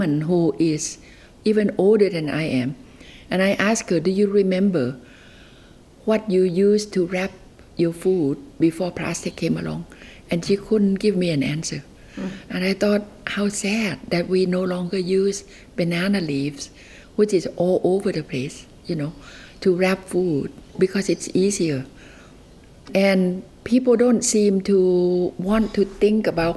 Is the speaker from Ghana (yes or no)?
no; Nan, Thailand; also born or lived in Alaska; now in Castlemaine, Australia; I have really fallen in love with my hometown for the first time in my 70s